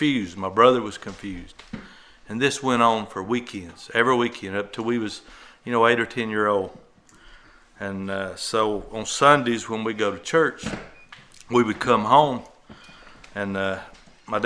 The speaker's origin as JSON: {"language": "English", "region": "Alabama", "country": "United States", "tie": "born or raised there", "said": "at an early age, I was raised in Alabama"}